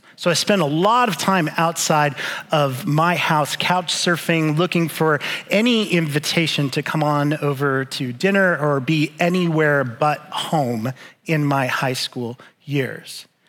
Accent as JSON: {"language": "English", "region": "Arizona", "country": "United States", "tie": "born or raised there", "also_born_or_lived": "Winnipeg, Canada", "said": "she moved back to where I was born in Winnipeg, Manitoba, to be surrounded by her parents and to be knit back into health. And my sister and I were left in Arizona"}